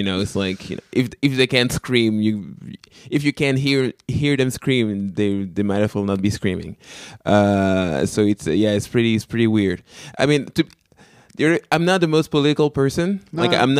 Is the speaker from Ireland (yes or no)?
no; Canada; first language French; English is a second language; So I'm from the French part of the country, so my first language is actually French.